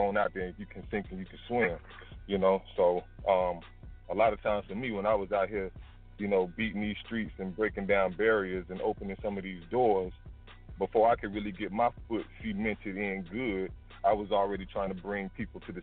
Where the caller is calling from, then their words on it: College Park, Georgia, United States; I'm calling from College Park, Georgia